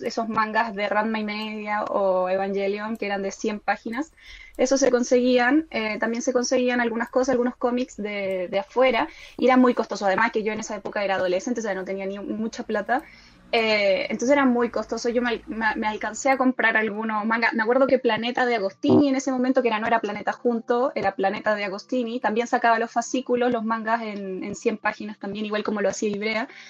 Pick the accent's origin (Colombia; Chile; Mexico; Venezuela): Chile; moved away as an adult; now in Córdoba, Argentina; yo soy chilena, pero estoy viviendo en Córdoba desde el 2016 en adelante